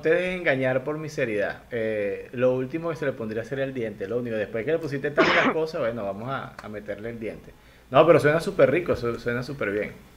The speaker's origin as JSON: {"language": "Spanish", "region": "Lara", "country": "Venezuela", "said": "yo soy guaro, este, de donde yo vengo yo soy guaro"}